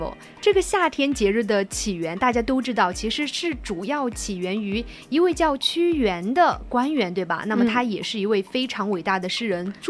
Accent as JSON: {"language": "Chinese", "region": "Sichuan", "country": "China", "said": "作为一个四川人"}